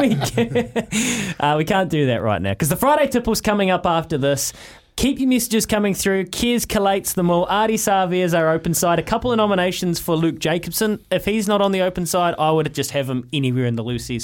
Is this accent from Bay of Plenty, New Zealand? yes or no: no; North Canterbury, New Zealand; Growing up in North Canterbury